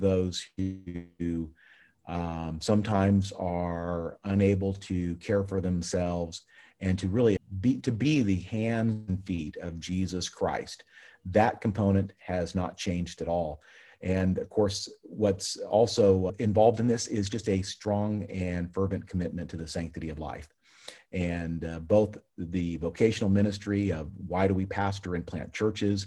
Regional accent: Central California, United States; moved away as an adult; also born or lived in Big Falls, Minnesota; I grew up in Central California

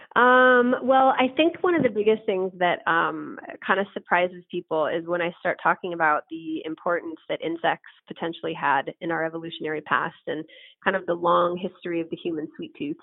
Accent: San Francisco, California, United States; San Francisco, my hometown city

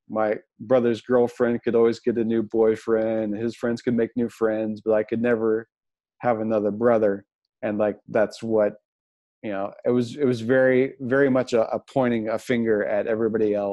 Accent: Jackson, Missouri, United States; Uh, Jackson, Missouri.

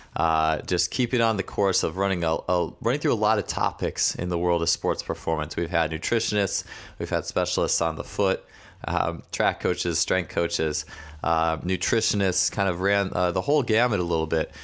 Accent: Wisconsin, United States; We're actually both from Wisconsin

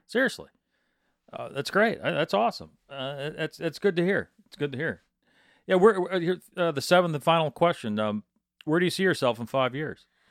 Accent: Midland, Michigan, United States; I'm from Midland

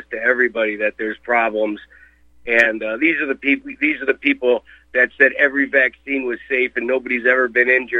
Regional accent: University Heights, Ohio, United States; moved away; also born or lived in Beachwood, Ohio; I grew up in University Heights, Ohio, and went to Fairmount Temple my whole life

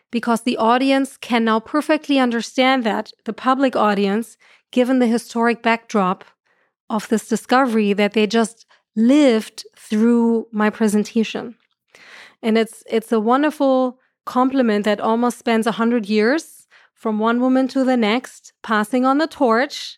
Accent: Germany; accent: German; moved away; I'm from Germany, so I have the right accent for that.

